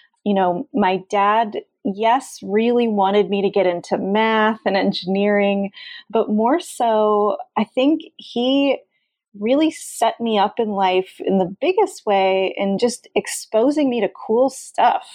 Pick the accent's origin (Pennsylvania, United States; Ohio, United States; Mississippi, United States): Pennsylvania, United States; Allentown; I grew up in Allentown, Pennsylvania, which is a little town quite near Philadelphia